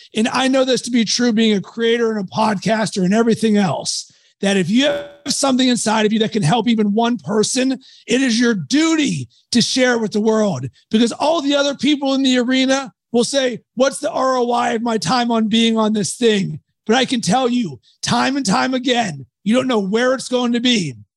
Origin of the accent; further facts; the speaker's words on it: Pittsburgh, Pennsylvania, United States; I was raised in Pittsburgh